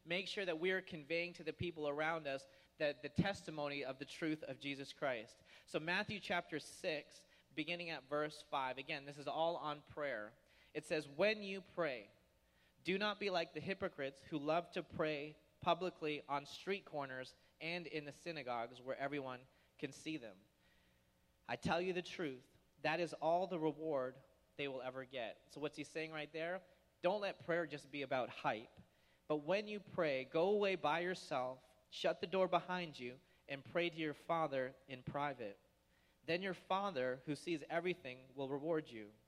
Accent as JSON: {"language": "English", "town": "Toronto", "region": "Ontario", "country": "Canada", "tie": "born or raised there", "moved": "yes", "lives_now": "United States", "said": "Toronto, my dad would take me to the International Air Show"}